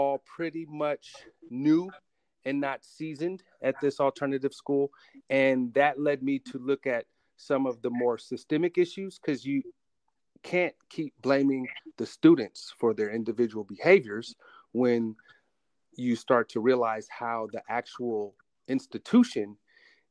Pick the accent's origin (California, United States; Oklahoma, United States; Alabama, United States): California, United States; Oakland; also born or lived in Berkeley, California / San Francisco, California; I grew up in Oakland, Berkeley, San Francisco